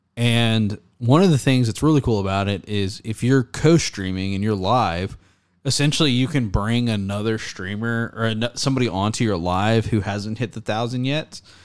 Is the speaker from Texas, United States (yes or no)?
yes; Texas, United States; I'm from Texas